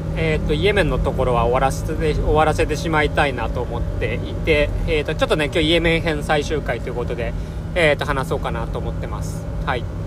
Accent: Japan

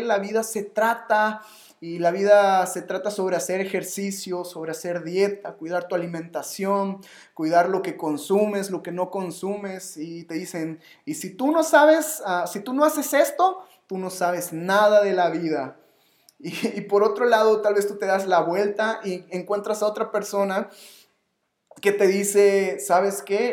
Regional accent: Yucatán, Mexico; yo soy yucateco

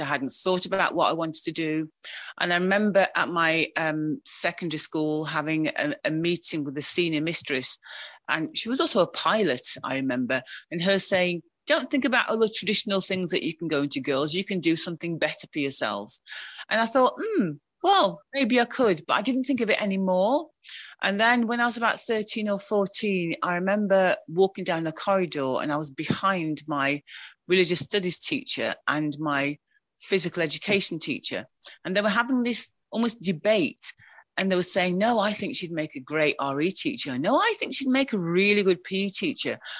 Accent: Wolverhampton, West Midlands, United Kingdom; moved away as an adult; now in Sheffield, United Kingdom; I was educated in Wolverhampton

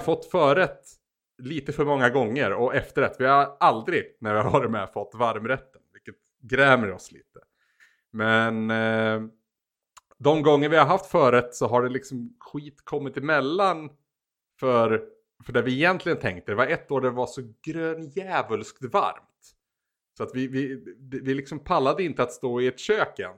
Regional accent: Bollnäs, Gävleborg County, Sweden; i min hemstad, på även att kalla Bollnäs

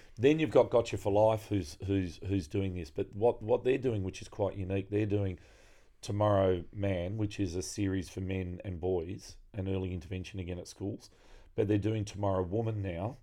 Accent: Frenchs Forest, New South Wales, Australia; the broader area where I grew up in Francis Forrest

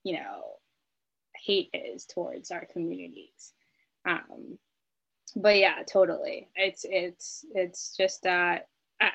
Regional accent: United States; I don't have an accent. I'm born and raised in America

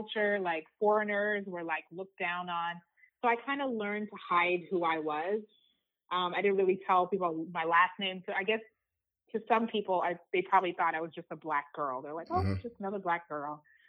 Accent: Zimbabwe; also born or lived in Uganda; I was born in Uganda, which is a small country in East Africa. I grew up in Zimbabwe because Uganda had some political turmoil.

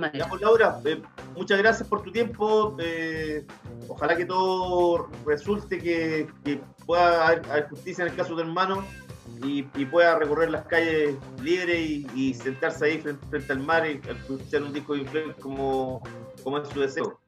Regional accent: Chile; como chilenos

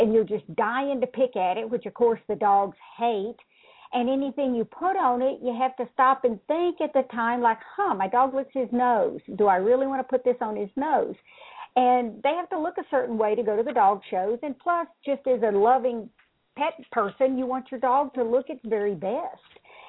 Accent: Mississippi, United States; moved away as an adult; also born or lived in Dallas, Texas; I grew up in Mississippi

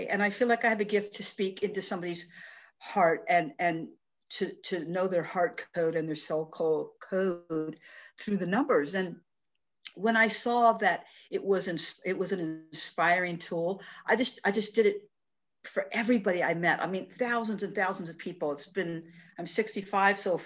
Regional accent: Tucson, Arizona, United States; I was born and raised in Tucson, Arizona

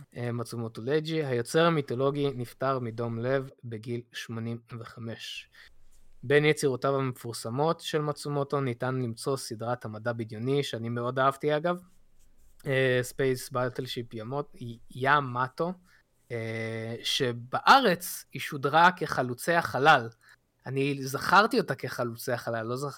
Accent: Israel; כשהייתי קטן בארץ

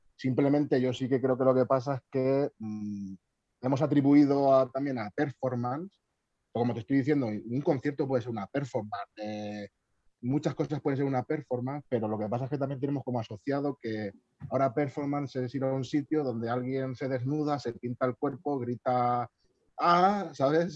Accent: Albacete, Castilla-La Mancha, Spain; Yo creo que soy de Albacete.

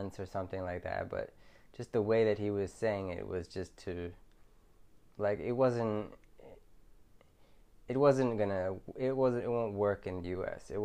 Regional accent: Philadelphia, Pennsylvania, United States; moved away as an adult; now in Thailand; I'm from Philadelphia, and it's a rough city in the US.

